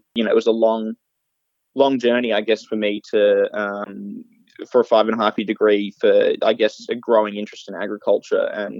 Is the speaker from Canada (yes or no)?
no; Longreach, Queensland, Australia; Yeah, childhood was probably pretty standard for most kids that grew up in the area or even just in central Queensland.